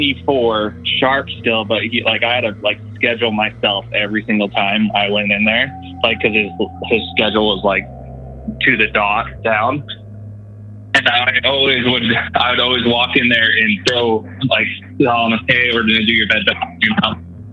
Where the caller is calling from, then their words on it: Utah, United States; from Central Utah.